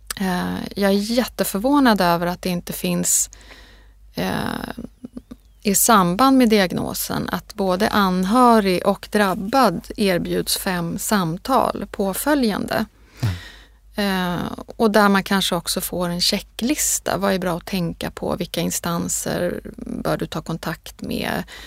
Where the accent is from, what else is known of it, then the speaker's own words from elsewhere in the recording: Sweden; jag är född i Sverige